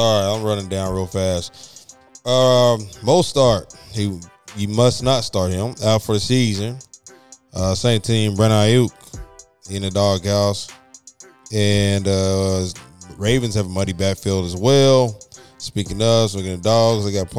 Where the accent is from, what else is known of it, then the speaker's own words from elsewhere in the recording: Alabama, United States; So, Alabama. That's wide receiver U, baby.